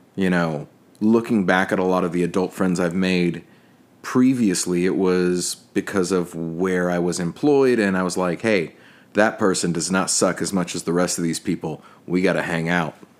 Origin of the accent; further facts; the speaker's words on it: Texas, United States; now in New Orleans, United States; as a Texan in Texas, we have this thing called Tex Mex